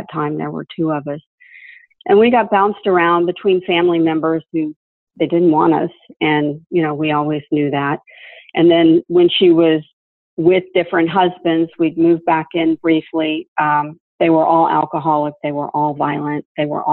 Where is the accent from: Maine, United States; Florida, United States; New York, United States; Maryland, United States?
Florida, United States; Hollywood, New Hope; we moved from Hollywood, Florida, way out into the woods. And the name of the place is New Hope, Florida